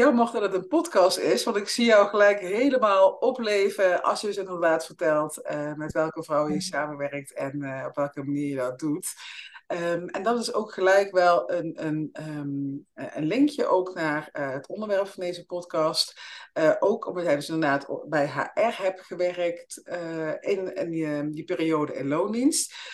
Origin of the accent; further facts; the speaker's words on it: Limburg, Netherlands; now in Amsterdam, Netherlands; ik kom zelf uit Limburg en ik woon nu in Amsterdam